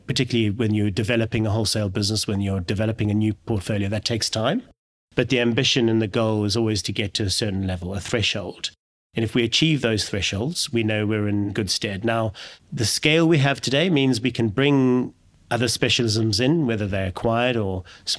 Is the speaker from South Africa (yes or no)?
yes; South Africa; moved away; I'm originally from South Africa